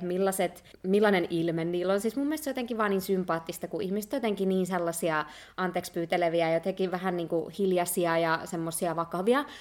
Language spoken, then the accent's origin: Finnish; Finland; moved away; Mä koen olevani ihan täysin suomalainen ja se on tosi iso osa mun identiteettiä ja sitä nimenomaan mistä mä tuun